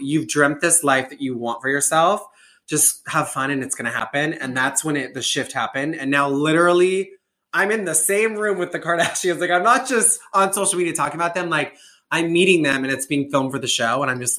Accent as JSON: {"language": "English", "region": "Nebraska", "country": "United States", "said": "I'm from Nebraska. Gay"}